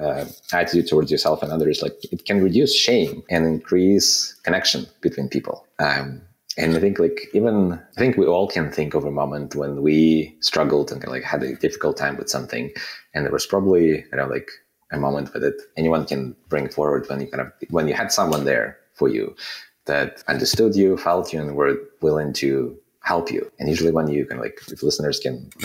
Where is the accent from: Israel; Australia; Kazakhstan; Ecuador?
Kazakhstan; moved away as an adult; also born or lived in Soviet Union; now in Canada; I was born in a country that doesn't exist anymore, in the Soviet Union. And then I spent, a big portion of my formative years in Kazakhstan.